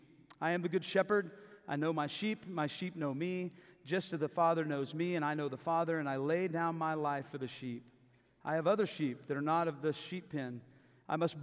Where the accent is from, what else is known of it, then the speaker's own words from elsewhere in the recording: Davis, Oklahoma, United States; also born or lived in Tulsa, Oklahoma / Mexico City, Mexico; I grew up in Davis, Oklahoma, just down the hill.